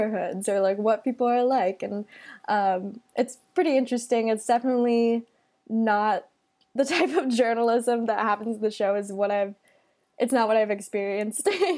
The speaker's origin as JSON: {"language": "English", "town": "Kapolei", "region": "Hawaii", "country": "United States", "also_born_or_lived": "Syracuse, New York", "moved": "as an adult", "said": "I'm originally from Kapolei, Hawaii, on the island of Oahu."}